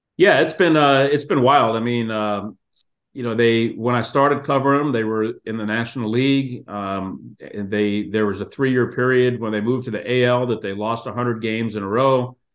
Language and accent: English; Houston, Texas, United States; I grew up in Houston